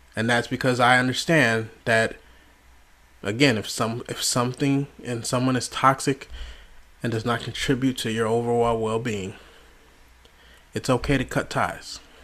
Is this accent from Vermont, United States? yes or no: no; Las Vegas, Nevada, United States; moved away as an adult; now in Delaware, United States; I'm originally from Las Vegas, Nevada, moved to, to Delaware with my wife and my children